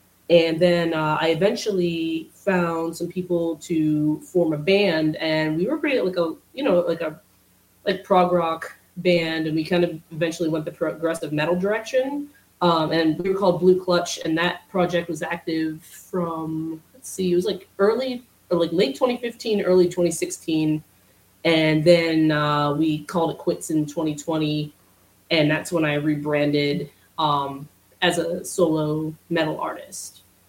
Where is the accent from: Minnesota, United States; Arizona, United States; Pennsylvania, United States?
Pennsylvania, United States; Tyrone; now in Pittsburgh, United States; I'm originally from Central PA, kind of like in between State College and Altoona